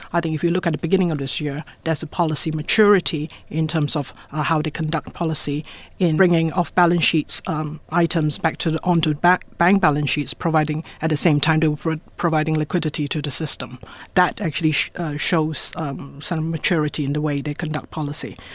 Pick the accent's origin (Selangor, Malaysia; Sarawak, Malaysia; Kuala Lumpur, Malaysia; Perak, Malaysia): Perak, Malaysia; Ipoh; now in Hong Kong; I was born in Ipoh, same town in Malaysia as Michelle Yeoh